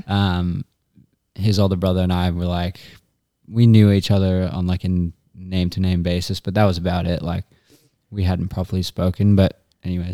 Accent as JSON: {"language": "English", "country": "Australia", "said": "from Australia, and, uh, I'm currently in Phoenix"}